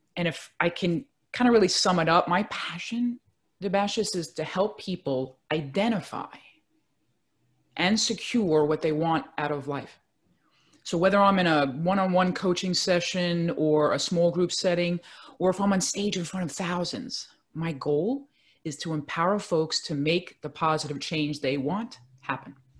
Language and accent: English; New York City, New York, United States; I'm a native New Yorker, born and raised in Brooklyn, New York